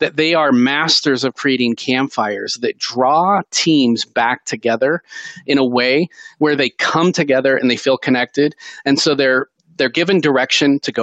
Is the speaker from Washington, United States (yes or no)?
yes; Seattle, Washington, United States; I grew up in Seattle